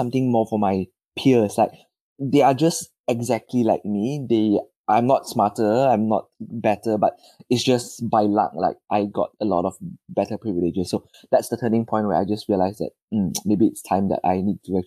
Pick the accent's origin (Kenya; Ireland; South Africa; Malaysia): Malaysia; moved away as an adult; now in United Kingdom; I am originally from Malaysia